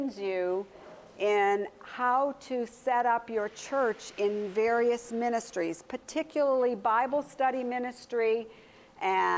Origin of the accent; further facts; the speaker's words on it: United States; I'm an American